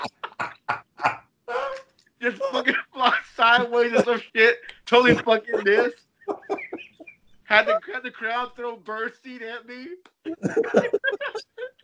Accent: Chicago, Illinois, United States; I'm not from the motherland, dude. I'm from the Chicago.

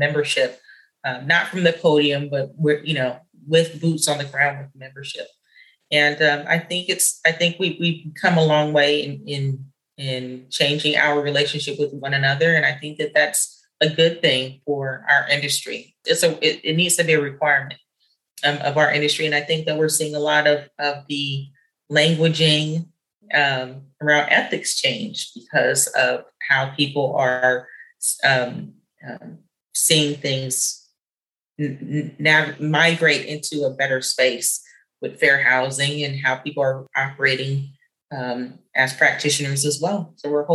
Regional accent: San Jose, California, United States; I grew up in San Jose

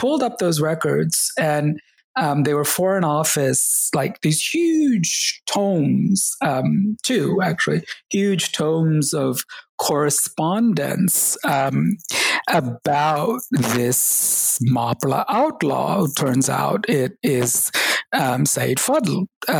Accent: Kerala, India; born there; And I was reminded that even though I was born in Kerala, I had forgotten Malayalam, the language of the state.

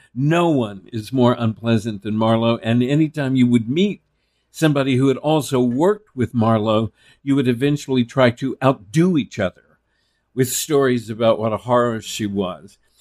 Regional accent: Texas, United States; I was male from Texas

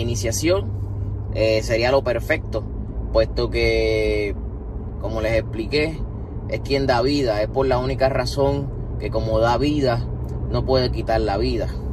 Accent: Puerto Rico; mi pueblo Puerto Rico

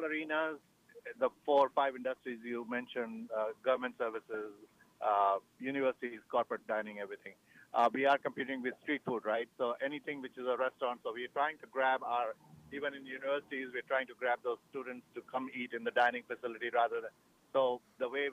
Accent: New Delhi, Delhi, India; moved away as an adult; also born or lived in Chicago / Hyde Park, New York / Boston / New Jersey; I'm a native of India

